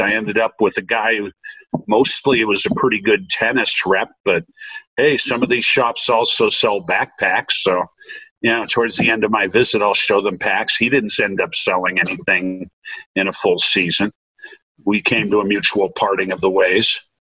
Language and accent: English; Massachusetts, United States; also born or lived in Chicago; now in Montana, United States; I'm originally from Massachusetts